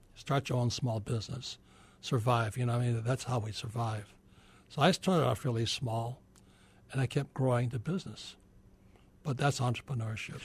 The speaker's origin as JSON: {"language": "English", "region": "Hawaii", "country": "United States", "tie": "born or raised there", "said": "I was born in Hawaii, I'm fourth generation Japanese American, and my poor dad was the head of education for the state of Hawaii"}